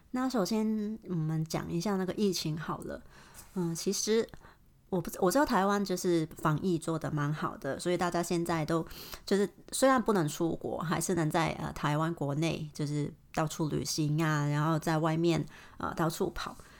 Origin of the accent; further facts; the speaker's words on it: Hong Kong; Chinese is a second language; moved away as an adult; now in Melbourne, Australia; 我是来自香港的，可是我现在目前住在，呃，墨尔本